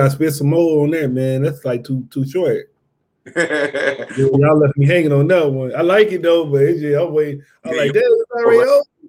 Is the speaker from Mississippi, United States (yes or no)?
yes; Mississippi, United States; moved away as an adult; I ain't from out here. I'm from Mississippi.